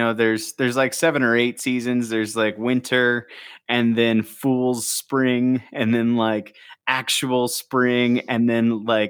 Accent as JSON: {"language": "English", "town": "St. Louis", "region": "Missouri", "country": "United States", "tie": "born or raised there", "moved": "yes", "said": "I grew up in Missouri"}